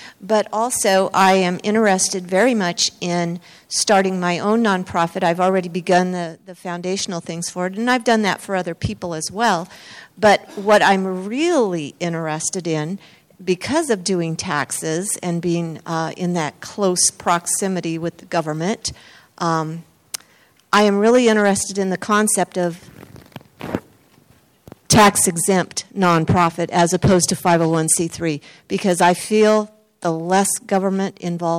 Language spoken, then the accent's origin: English; Southern California, United States; I'm from California, Southern California.